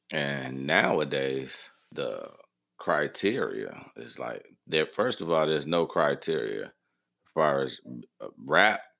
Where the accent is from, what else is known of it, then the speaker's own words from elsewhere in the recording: Midwest, United States; Like, okay, in the South, and I'm from the Midwest, it's different.